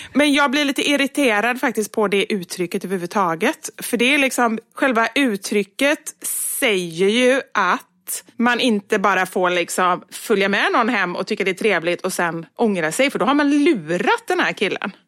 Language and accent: Swedish; Gothenburg, Västra Götaland, Sweden; accent: göteborgska; jag pratar mer göteborgska när jag pratar med dig